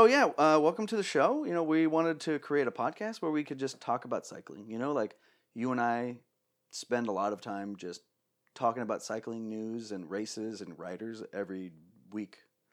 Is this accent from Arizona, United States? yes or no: yes; Phoenix, Arizona, United States; We're from Phoenix, you know, in Arizona.